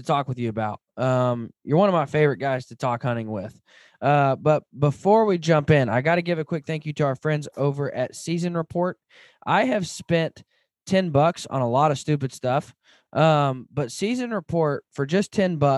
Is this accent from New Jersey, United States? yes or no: no; Arkansas, United States; moved away; I grew up in Arkansas